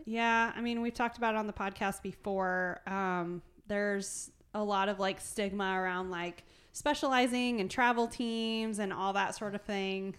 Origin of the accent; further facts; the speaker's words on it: Fruitland, Iowa, United States; I grew up in Fruitland